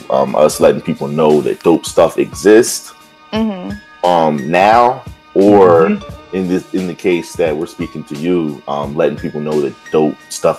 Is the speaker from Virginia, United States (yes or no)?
yes; Virginia, United States; also born or lived in Philadelphia; So I'm from Virginia.